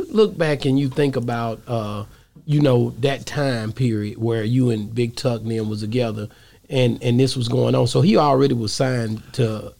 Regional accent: Dallas, Texas, United States; Oak Cliff, that's my hood.

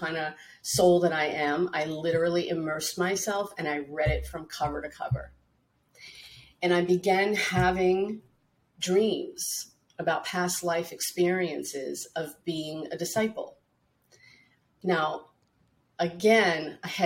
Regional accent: New York City, New York, United States; growing up in Brooklyn in a Catholic, you know, American, Italian American family

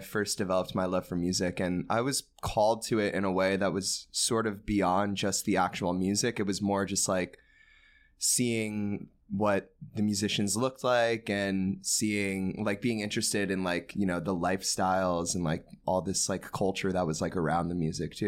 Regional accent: Long Island, New York, United States; I grew up in Long Island

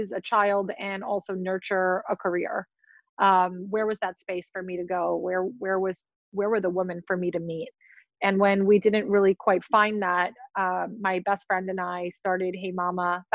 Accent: New York City, New York, United States; also born or lived in Russia; we grew up in Queens, probably the melting pot of New York.

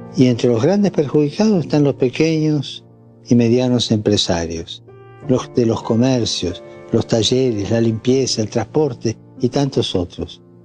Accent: Argentina; also born or lived in San Rafael, Mendoza; nuestro querido país Argentina

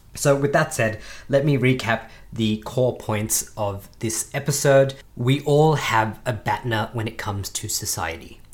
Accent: Australia; as an Australian

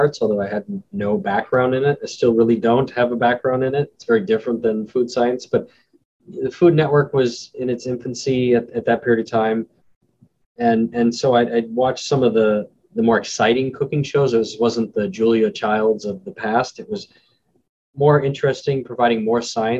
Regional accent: Chandler, Arizona, United States; moved away as an adult; now in Maine, United States; I'm originally from Phoenix, Arizona, or one of the suburbs of Phoenix, Chandler

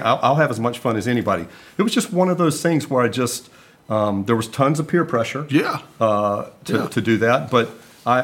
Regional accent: Greenville, South Carolina, United States; also born or lived in Charlotte, North Carolina; I was from South Carolina

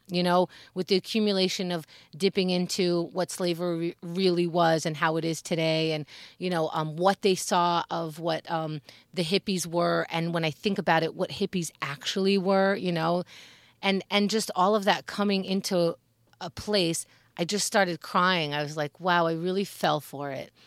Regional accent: United States; we as Americans

